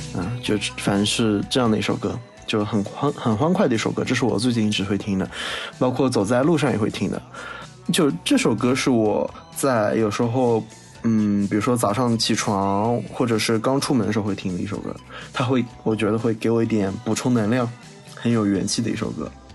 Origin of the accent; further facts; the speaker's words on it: Wuxi, Jiangsu, China; moved away; 这不是唱我的家乡吗